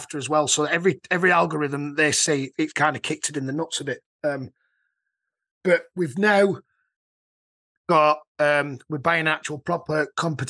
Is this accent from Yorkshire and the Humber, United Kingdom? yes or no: yes; Yorkshire and the Humber, United Kingdom; I'm from Yorkshire.